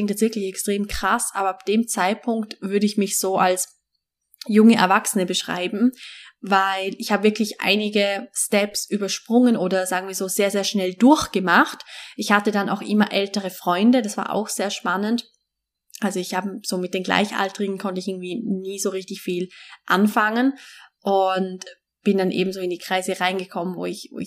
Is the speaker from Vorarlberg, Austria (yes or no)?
yes; Vorarlberg, Austria; Also, ich bin ja in Westösterreich aufgewachsen. Das Bundesland heißt Vorarlberg. Ich bin in Alltag aufgewachsen.